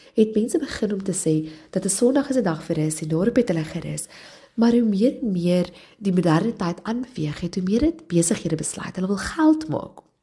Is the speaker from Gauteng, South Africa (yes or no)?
yes; Johannesburg, Gauteng, South Africa; ek het in Johannesburg groot geword